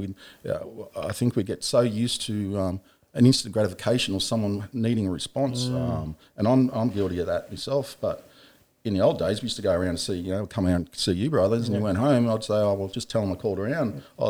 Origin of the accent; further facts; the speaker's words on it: Tamworth, New South Wales, Australia; Mate, grew up in Tamworth. I'm a Gamilaroi man in... Tamworth, New South Wales. So grew up, in Tamworth. It was not a bad place to grow up, you know.